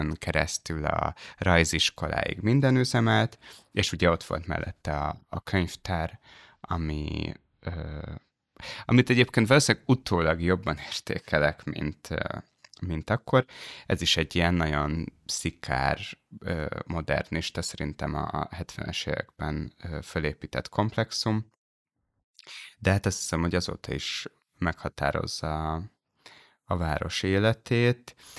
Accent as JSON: {"language": "Hungarian", "town": "Dunaújváros", "region": "Fejér", "country": "Hungary", "tie": "born or raised there", "moved": "as an adult", "said": "én ott születtem"}